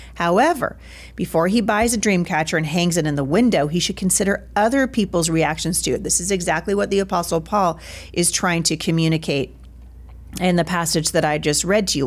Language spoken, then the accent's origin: English; Pacific Northwest, United States; I am from the Pacific Northwest. We have many, many Native American tribes here